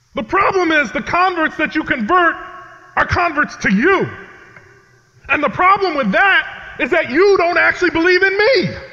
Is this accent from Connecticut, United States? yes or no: yes; Connecticut, United States; I grew up in New England, uh, in the state of Connecticut, where I currently live and serve.